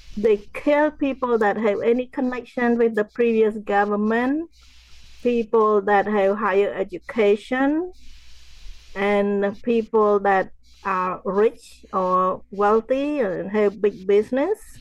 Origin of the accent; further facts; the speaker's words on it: Cambodia; now in United States; growing up in Cambodia